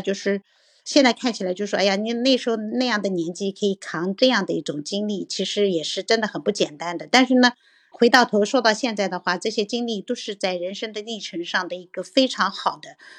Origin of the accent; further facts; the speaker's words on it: southern China, China; moved away as an adult; now in United Kingdom; 我是南方人